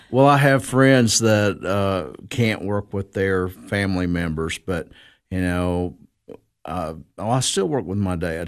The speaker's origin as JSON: {"language": "English", "town": "Cookeville", "region": "Tennessee", "country": "United States", "tie": "born or raised there", "said": "I am from Cookville, uh, Putnam County. Uh, been here all my life"}